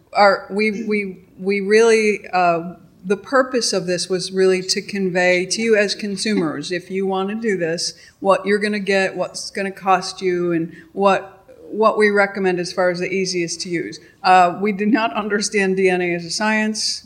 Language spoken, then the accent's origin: English; Chicago, Illinois, United States; I'm, I'm from Chicago